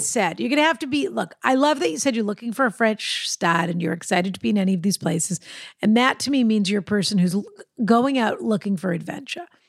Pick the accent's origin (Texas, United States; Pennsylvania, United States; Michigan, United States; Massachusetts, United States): Massachusetts, United States; Boston; I'm a Bostonian